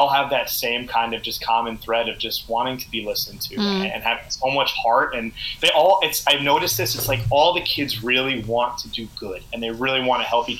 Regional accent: United States; Me and my friends, just growing up in the States

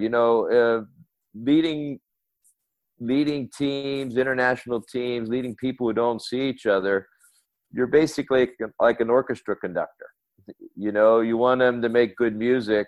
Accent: United States; moved away as an adult; my home country, the US

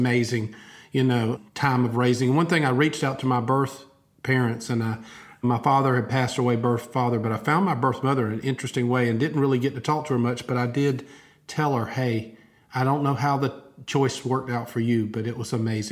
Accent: Albany, Georgia, United States; moved away as an adult; now in Opelika, United States; I grew up in Albany, Georgia, about 2 hours south.

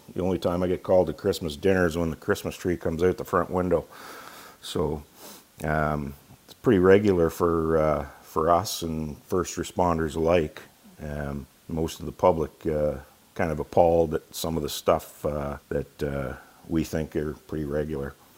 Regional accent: Ontario, Canada; moved away as an adult; also born or lived in London, Ontario; We moved home uh, to my hometown and um, been here

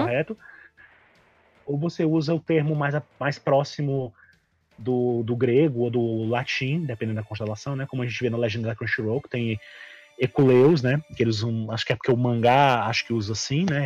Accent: Brazil; a gente é brasileiro há muito tempo

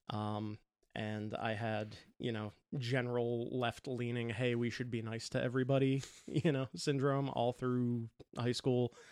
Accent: New Jersey, United States; I grew up over in New Jersey.

